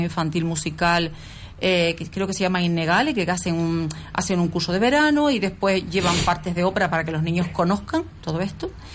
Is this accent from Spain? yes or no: yes; Las Palmas de Gran Canaria, Canary Islands, Spain; Yo soy de la zona, yo nací en Princesa Guayarmina